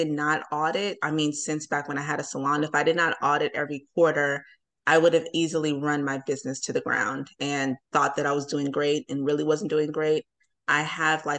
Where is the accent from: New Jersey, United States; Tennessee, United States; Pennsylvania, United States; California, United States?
New Jersey, United States; now in Atlanta, United States; I'm from Atlanta. I'm from New Jersey, but I've lived here so long